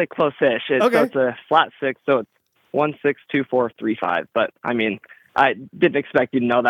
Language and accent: English; Bountiful, Utah, United States; now in Logan, United States; I'm from Bountiful, Utah. I'm living up in Logan, Utah, going to college up here.